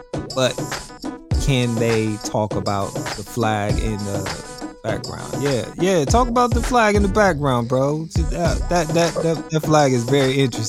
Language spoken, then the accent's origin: English; Columbus, Ohio, United States; I'm from the South End.